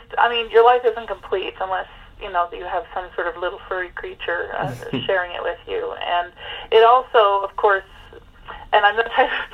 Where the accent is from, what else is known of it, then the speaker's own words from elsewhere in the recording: Montreal, Quebec, Canada; now in Cape Breton, Canada; I was born and raised in Montreal